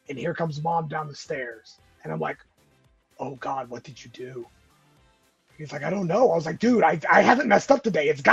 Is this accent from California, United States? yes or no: yes; California, United States; moved away as an adult; also born or lived in Georgia; I was born and raised in California. I moved out to Georgia in 98